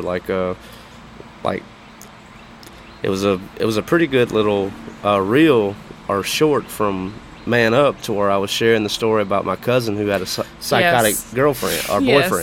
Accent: Kennedy, United States; I grew up in Kennedy.

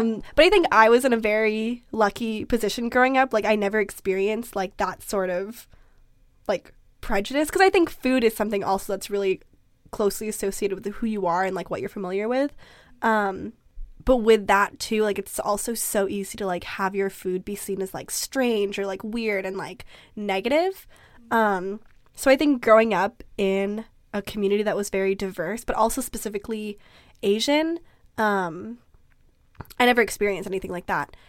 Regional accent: Vancouver, British Columbia, Canada; also born or lived in Philippines; Growing up in Vancouver is a very unique experience in that you're on the West Coast, you're in North America

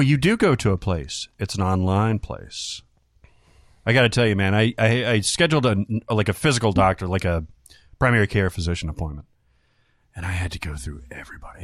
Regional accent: the South, United States; growing up in the South

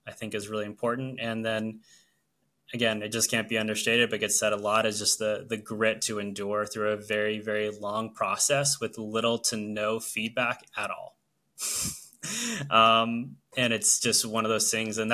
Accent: Orlando, Florida, United States; moved away as an adult; now in New Jersey, United States; are Florida residents, born and raised. We grew up in Orlando for our entirety of our lives.

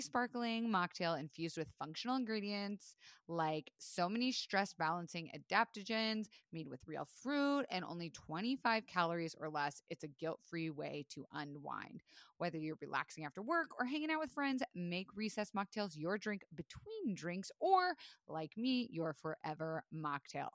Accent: Florida, United States; moved away; I was raised in Florida

